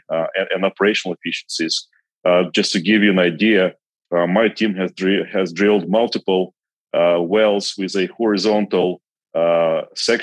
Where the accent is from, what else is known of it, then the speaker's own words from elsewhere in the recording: Kazakhstan; English is a second language; moved away as an adult; also born or lived in Belarus / United States; So I actually grew up in Kazakhstan, and I was there the entire time until I was 21.